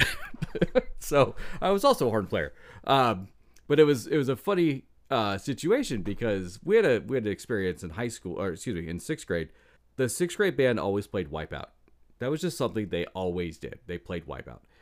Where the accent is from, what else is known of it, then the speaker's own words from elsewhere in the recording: Iowa, United States; I grew up in Iowa, and small town, small church